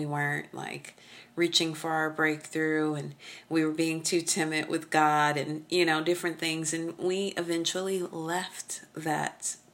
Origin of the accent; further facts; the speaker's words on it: Oklahoma, United States; I'm from Oklahoma. We spank our children.